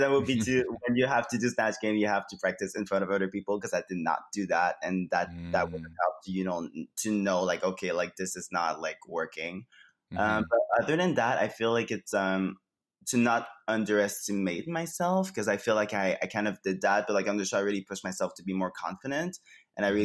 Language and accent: English; Quebec City, Quebec, Canada; moved away as an adult; now in Montreal, Canada; I started doing drag in Quebec City before I moved to Montreal, because I'm from Quebec City